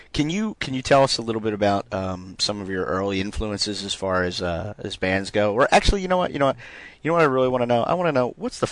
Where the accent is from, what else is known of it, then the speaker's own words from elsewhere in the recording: Philadelphia, Pennsylvania, United States; growing up in Philly